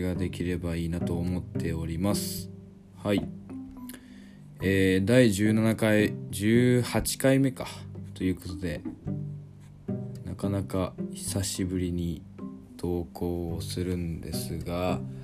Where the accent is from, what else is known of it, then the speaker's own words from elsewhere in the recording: Shimane, Japan; 地元の島根